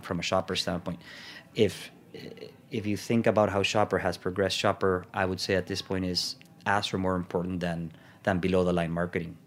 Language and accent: English; El Salvador; also born or lived in Miami, United States; now in United States; went back to El Salvador, and I was there